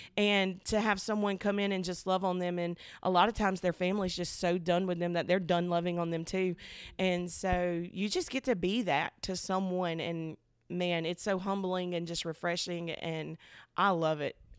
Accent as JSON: {"language": "English", "town": "Selma", "region": "Alabama", "country": "United States", "tie": "born or raised there", "said": "I was born and raised in Soma, like, Soma bred, girl. I'm talking went to Dallas County, did all the things that you do when you live in Soma"}